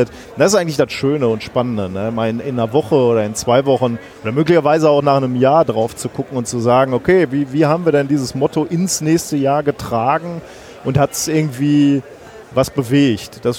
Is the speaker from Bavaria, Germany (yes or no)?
no; North Rhine-Westphalia, Germany; komm aus dem Ruhrgebiet